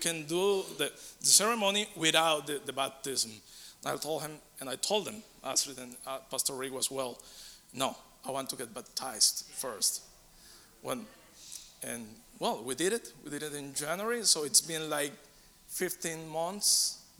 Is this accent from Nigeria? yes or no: no; Colombia; moved away as an adult; now in United States; I lived in Colombia for 44 years. I was raised and in there